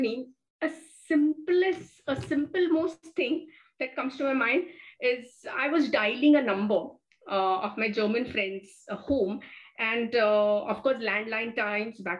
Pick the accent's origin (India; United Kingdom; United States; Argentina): India; as an Indian.